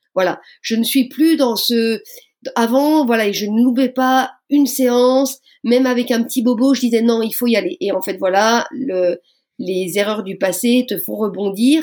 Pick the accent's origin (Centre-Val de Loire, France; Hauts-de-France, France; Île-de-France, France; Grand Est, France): Grand Est, France; Moselle, near Metz; je viens de Moselle, donc on va dire pour situer, pour les gens qui ne me connaissent pas, juste à côté de Metz